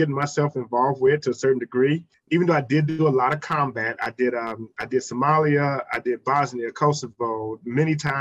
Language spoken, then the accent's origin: English; Houston, Texas, United States; now in Virginia, United States; I'm originally from Houston, Texas, but I live, by the way, now in Virginia